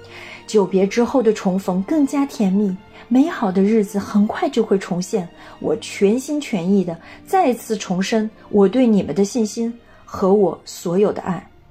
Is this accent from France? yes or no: yes; France; Chinese is a second language; 作为法国人，我的心跳节奏不但与法国同频，也和中国共振，那个我深爱的美丽的国度。